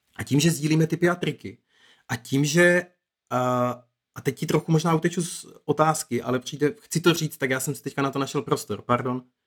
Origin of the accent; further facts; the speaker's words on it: Moravian Wallachia, Zlín Region, Czechia; now in Brno, Czech Republic; já jsem se narodil na Valašsku a tam je situace ve školství fakt jako hodně jiná